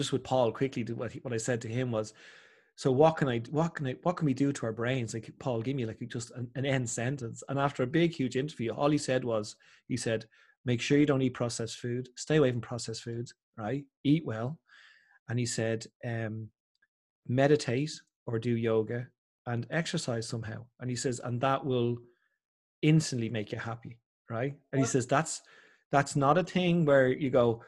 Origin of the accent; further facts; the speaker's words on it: Ireland; I'm so Irish as well